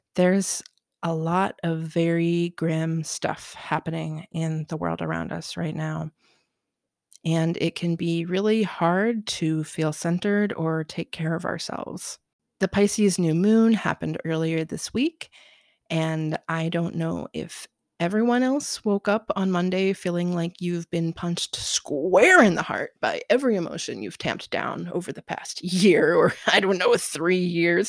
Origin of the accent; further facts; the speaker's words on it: Southern Ohio, United States; now in Portland, United States; I grew up in Southern Ohio where it snowed pretty heavily throughout the winter